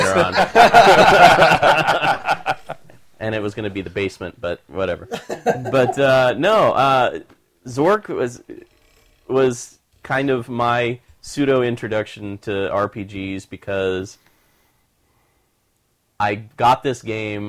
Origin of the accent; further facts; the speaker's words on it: Kansas, United States; Todd and I grew up in the Midwest. I grew up in Kansas, you know, so smack dab in the middle of the Bible Belt.